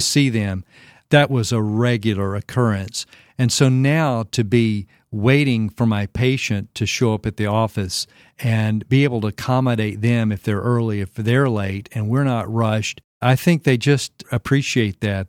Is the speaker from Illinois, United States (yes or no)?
no; Arkansas, United States; moved away as an adult; also born or lived in Florida; now in Franklin, Tennessee, United States; my home state of Arkansas